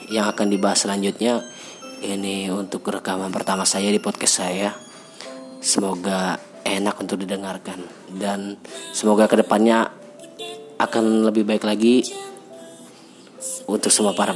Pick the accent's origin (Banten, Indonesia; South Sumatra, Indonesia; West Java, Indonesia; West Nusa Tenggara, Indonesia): South Sumatra, Indonesia; Palembang; saya adalah seorang mahasiswa di salah satu universitas di kota saya kotanya kota Palembang